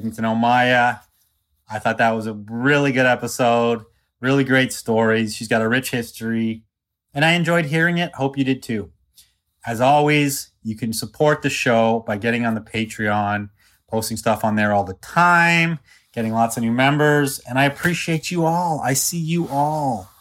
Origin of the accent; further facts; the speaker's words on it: East Coast, United States; moved away; I'm from the East Coast